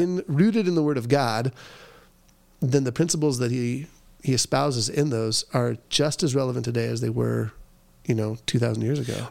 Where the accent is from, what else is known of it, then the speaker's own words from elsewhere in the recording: Southern California, United States; I grew up in Southern California